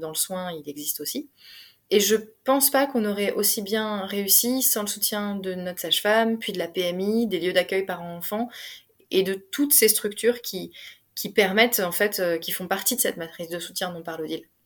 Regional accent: Alsace, Grand Est, France; revenant en Alsace, c'était bah, ma famille

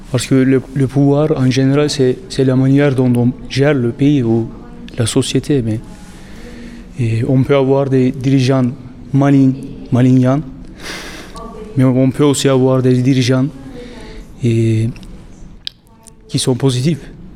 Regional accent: Turkey; now in Louvain-la-Neuve, Belgium; je suis turc

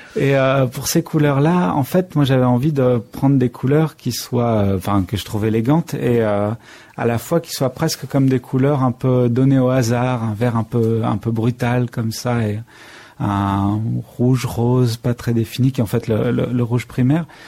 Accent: Limousin, Nouvelle-Aquitaine, France; j'ai été élevé dans le Limousin

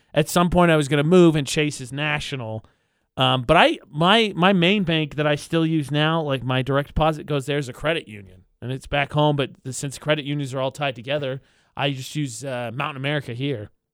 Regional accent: near Chicago, Illinois, United States; now in Las Cruces, United States; Chicago again this year, which is near my hometown

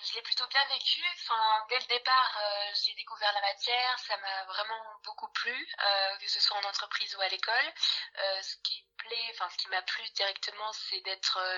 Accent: Bordeaux, Nouvelle-Aquitaine, France; j'ai 24 ans, je viens de Bordeaux et je suis actuellement alternante RH.

